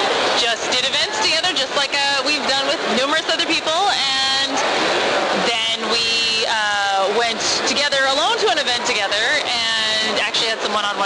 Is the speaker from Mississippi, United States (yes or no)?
no; Arizona, United States; I'm from Arizona